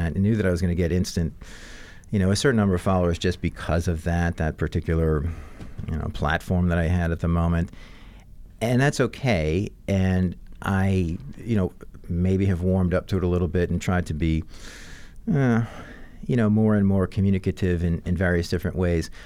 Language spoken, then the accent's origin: English; New Orleans, Louisiana, United States; I'm growing up in New Orleans